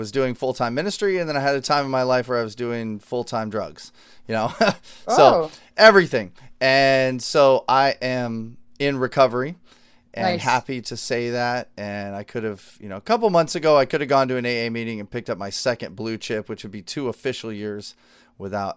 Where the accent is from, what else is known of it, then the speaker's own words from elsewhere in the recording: New Mexico, United States; I grew up in New Mexico